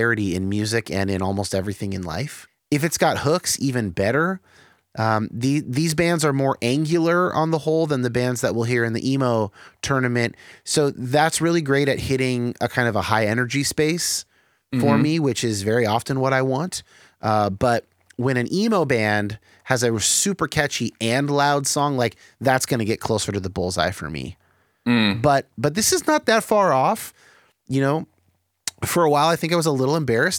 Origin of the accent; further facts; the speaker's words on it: Bay Area, California, United States; I grew up in the Bay Area